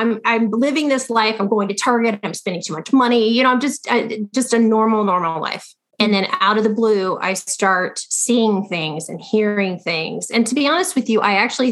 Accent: Ohio, United States; moved away as an adult; now in Los Angeles, United States; I was raised in Ohio by a very grounded family.

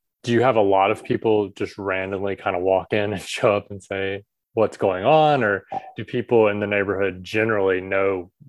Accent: Southern US, United States; now in Taiwan; where I grew up in the Southern US, it's very almost country club style.

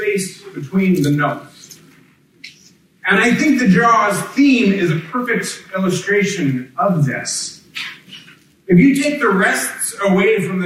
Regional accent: Kansas, United States; moved away; I grew up in Kansas

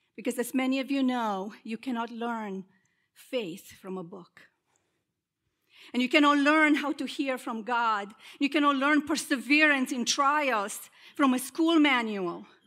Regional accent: Romania; moved away as an adult; now in United States; I am originally from Romania, and, uh, I came to the States when, uh, I was twenty years old

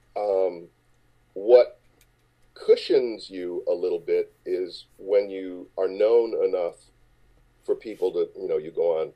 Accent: Chicago, Illinois, United States; moved away; I grew up in Chicago

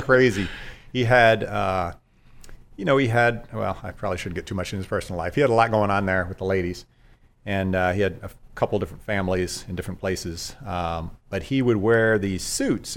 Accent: Dayton, Ohio, United States; moved away as an adult; I grew up in Dayton, Ohio, a long way from here

